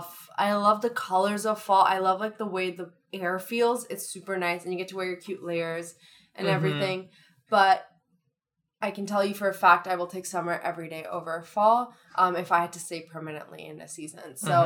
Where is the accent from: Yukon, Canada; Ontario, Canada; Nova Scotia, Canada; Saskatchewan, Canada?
Ontario, Canada; Thornhill; Oh, I'm from Thornhill, like 20 minutes down the street from you.